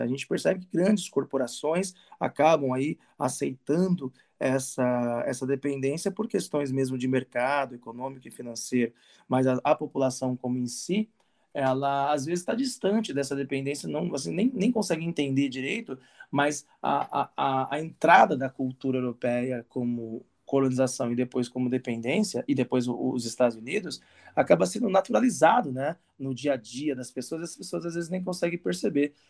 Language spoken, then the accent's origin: Portuguese; Santo André, São Paulo, Brazil; eu cresci num bairro em Santo André